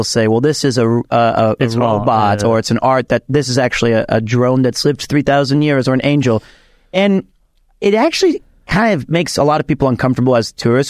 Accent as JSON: {"language": "English", "region": "Osaka", "country": "Japan", "said": "I'm from Osaka, so I can be like this."}